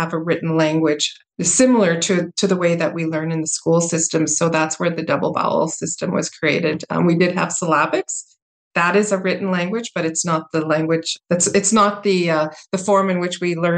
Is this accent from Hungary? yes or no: no; Winnipeg, Manitoba, Canada; I grew up in Treaty 1 territory here in Winnipeg, Manitoba, predominantly in the north end of Winnipeg